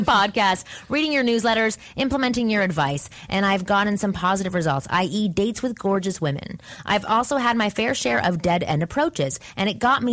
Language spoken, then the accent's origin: English; Canada; moved away; I'm Canadian